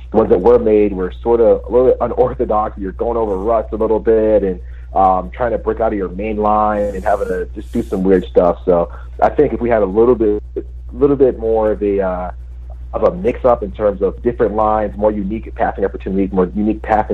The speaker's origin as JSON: {"language": "English", "region": "New England", "country": "United States", "said": "I'm from New England"}